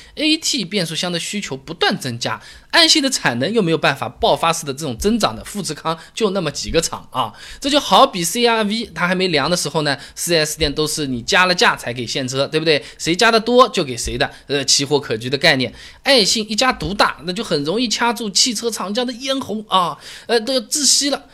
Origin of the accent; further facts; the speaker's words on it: China; 就好像我们中国人喜欢乒乓球一样的